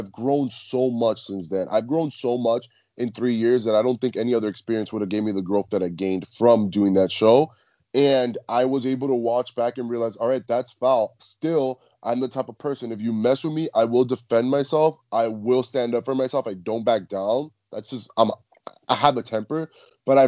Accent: Cuba; I'm Cuban. So I think like growing up in the Latin culture

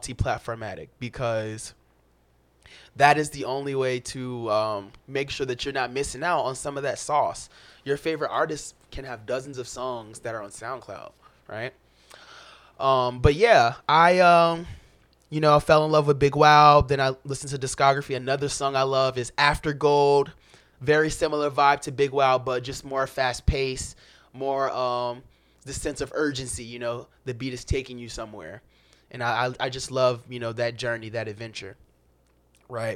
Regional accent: Florida, United States; also born or lived in Chicago; I am actually a Florida man. I was born in Florida.

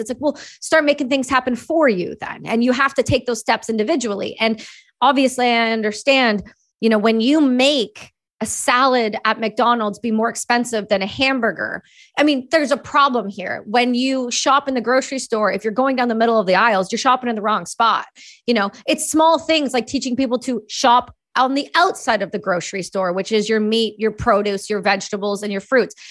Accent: Cobourg, Ontario, Canada; also born or lived in Belleville, Ontario / Campbellford, Ontario; I was born in Belleville, Ontario, and, uh, I grew up in Coburg, and then we moved to Campbellford where I was before I went to college.

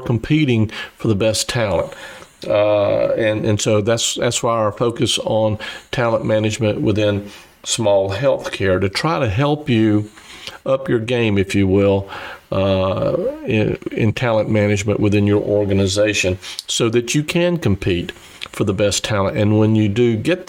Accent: South Carolina, United States; accent: Southern drawl; moved away as an adult; also born or lived in Nashville, Tennessee / Boston, Massachusetts; now in San Diego, United States; I do have a bit of a Southern drawl. I grew up in South Carolina

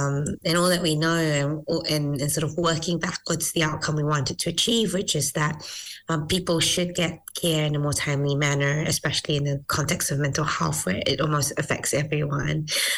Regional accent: Malaysia; now in New Zealand; So I was originally from Malaysia, migrated to New Zealand, and then went to university and did my first degree in neuroscience and psychology.

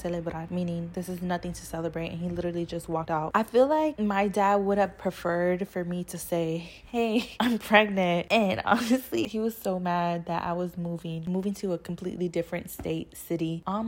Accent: San Antonio, Texas, United States; moved away as an adult; now in New York City, United States; I am from San Antonio, Texas, the south side of San Antonio, Texas, Five Palms

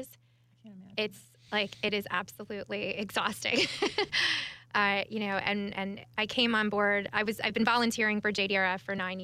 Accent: New York, United States; moved away; I'm from New York.

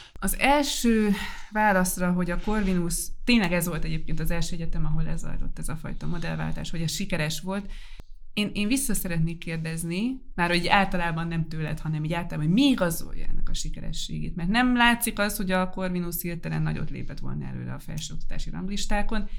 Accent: Debrecen, Hajdú-Bihar, Hungary; jó nekem Debrecen, ez egy élhető város. Nem túl kicsi magyarországi viszonylatban, ismerem, itt vannak a barátaim, itt vannak azok, akikkel felnőttem

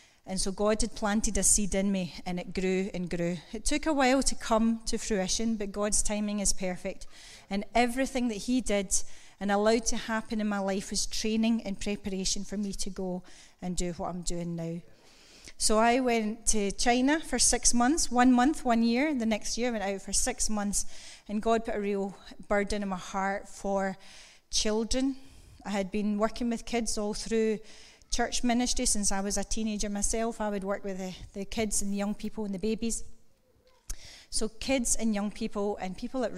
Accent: Kilmacolm, Scotland, United Kingdom; moved away; also born or lived in Greenock; I grew up in Kilmacoom. I'm a farmer's lass.

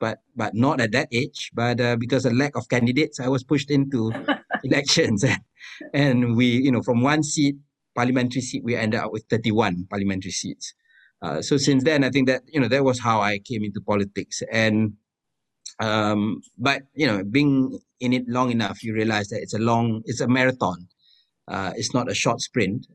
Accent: East Coast of Malaysia, Malaysia; We are from the East Coast of Malaysia, from a very religious family, family of Muslim scholars

